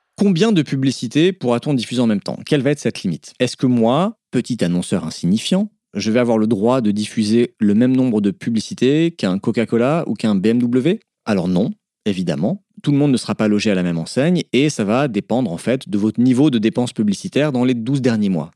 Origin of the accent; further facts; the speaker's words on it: Alsace, Grand Est, France; Je suis alsacien.